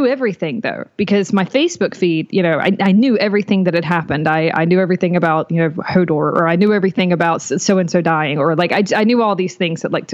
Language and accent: English; North Carolina, United States; I am out of North Carolina. I was born in North Carolina. I'm still here